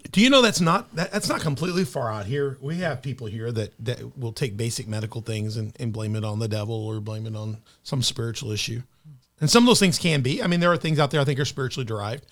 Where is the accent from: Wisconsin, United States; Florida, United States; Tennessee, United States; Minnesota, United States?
Tennessee, United States; Memphis; born or raised there; now in Southern Illinois, United States